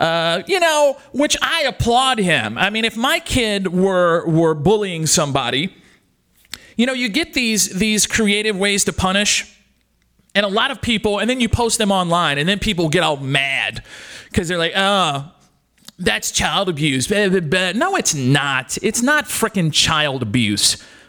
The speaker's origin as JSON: {"language": "English", "region": "Louisiana", "country": "United States", "said": "I'm from South Louisiana, so that was said a whole lot."}